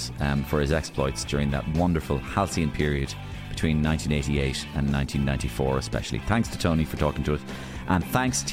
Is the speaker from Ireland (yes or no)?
yes; Munster, Ireland; I'm an Irishman, so I feel Irish. I am Irish, and even beyond Irish, when it's rugby, I go for Munster. So I'm a Munster Irishman